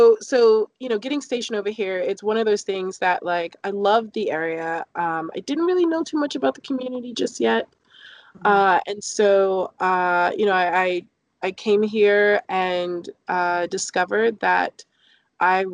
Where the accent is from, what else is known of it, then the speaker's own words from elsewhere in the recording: London, United Kingdom; also born or lived in Newark, New Jersey; now in Washington, United States; I grew up in London, right outside of central London, actually in Clapham.